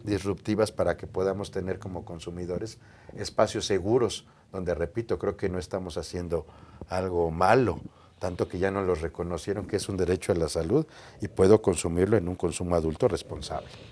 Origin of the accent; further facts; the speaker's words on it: Mexico City, Mexico; Yo nací aquí en la Ciudad de México